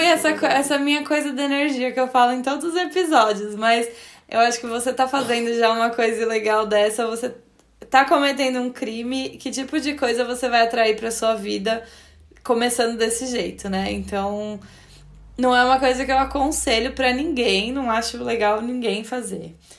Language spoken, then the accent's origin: Portuguese; Brazil; moved away; mesmo sendo brasileiro, mas tendo a cidadania europeia